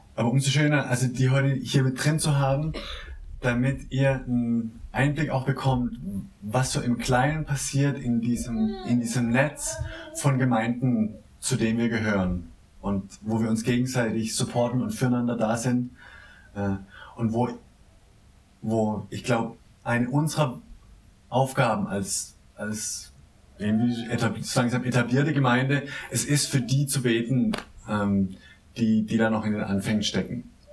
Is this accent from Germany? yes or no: yes; Baden-Württemberg, Germany; now in Berlin, Germany; meinem Heimatdorf äh, im Nordbadischen